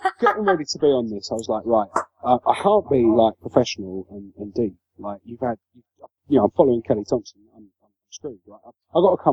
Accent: London, United Kingdom; now in Brighton, United Kingdom; I grew up in Peckham. I now live in Brighton.

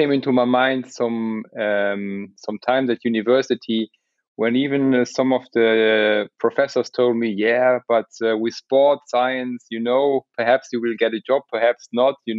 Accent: Luxembourg; moved away as an adult; also born or lived in Munich, Germany; originally I'm coming from Luxembourg. I moved to Munich to make some civil engineering studies

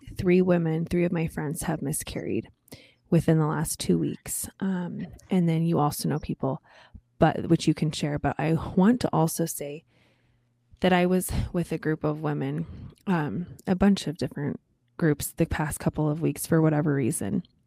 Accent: Colorado, United States; moved away; my home state, Colorado

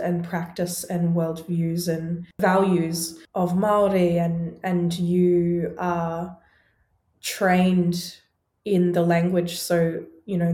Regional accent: Australia; So I was born and raised in Australia

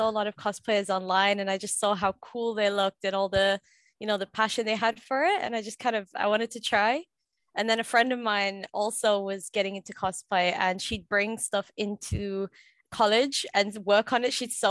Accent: Sunderland, North East England, United Kingdom; Yes, born and raised here, right here in Sunderland.

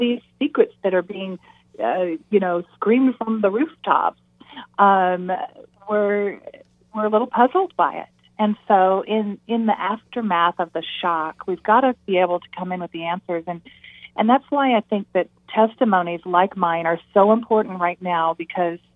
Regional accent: Nevada, United States; I grew up in Nevada

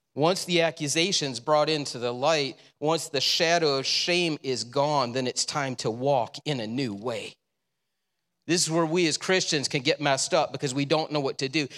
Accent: Le Roy, United States; I grew up in Leroy.

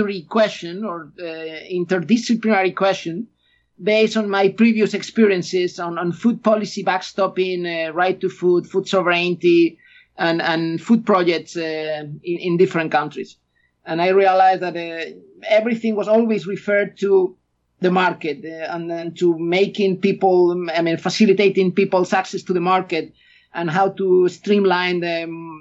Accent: Galicia, Spain; English is a second language; moved away as an adult; I'm an Spaniard. I was born in Spain. I grew up in Spain

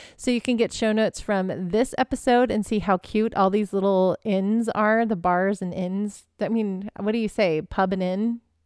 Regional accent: United States; I'm American

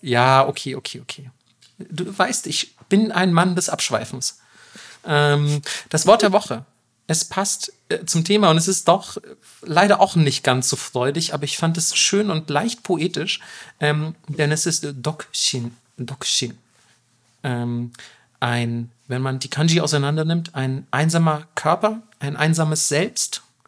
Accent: Germany; bei uns in Deutschland

